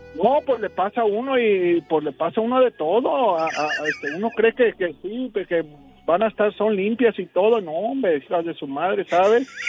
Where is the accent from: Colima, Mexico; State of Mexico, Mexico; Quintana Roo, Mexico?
Colima, Mexico; Las Guásimas; moved away; las Guasimas, Colima